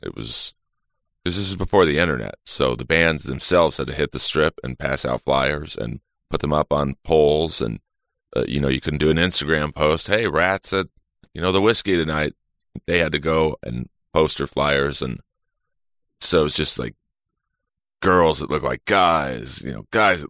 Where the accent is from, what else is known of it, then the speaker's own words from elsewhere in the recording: Los Angeles, California, United States; I'm from LA, born and raised.